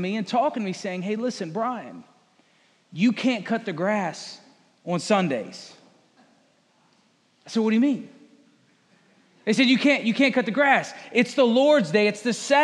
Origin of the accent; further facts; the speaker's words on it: Fredericksburg, Virginia, United States; moved away as an adult; also born or lived in Appalachian Mountains, Virginia; now in Conway, United States; I'm from this area of Virginia, Fredericksburg, Spotsylvania. This is home. That's where I lived for 30-some years.